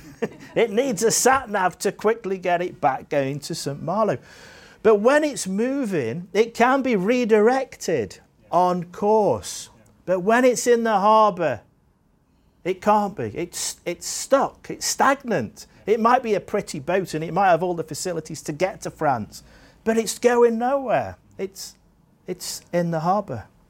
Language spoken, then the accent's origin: English; Staffordshire, West Midlands, United Kingdom; now in Jersey; I grew up in Staffordshire in England